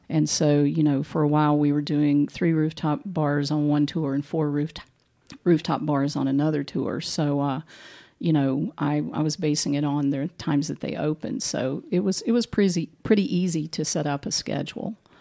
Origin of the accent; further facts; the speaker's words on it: Boone, North Carolina, United States; also born or lived in Asheville, North Carolina; I actually grew up in Boone